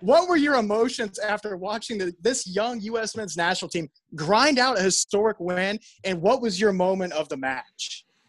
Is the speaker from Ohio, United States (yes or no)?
yes; Columbus, Ohio, United States; I was from Columbus